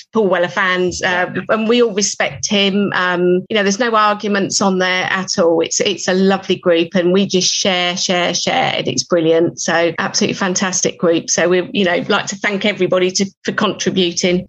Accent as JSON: {"language": "English", "town": "Reading", "region": "South East England", "country": "United Kingdom", "said": "I'm from Reading"}